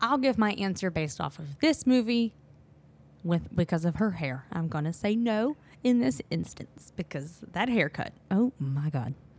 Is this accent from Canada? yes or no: no; the Deep South, United States